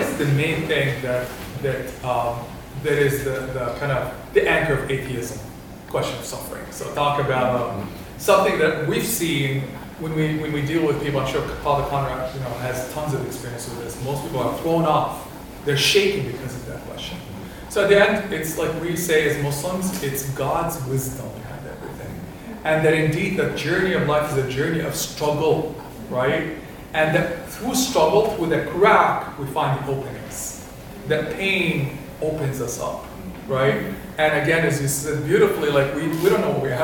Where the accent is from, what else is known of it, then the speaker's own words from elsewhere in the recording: Kuwait; moved away; I'm of Palestinian origin. I grew up in Kuwait